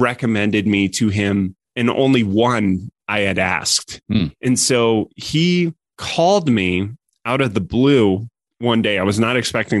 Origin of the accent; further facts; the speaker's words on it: Colorado, United States; moved away as an adult; also born or lived in San Francisco; I grew up in Colorado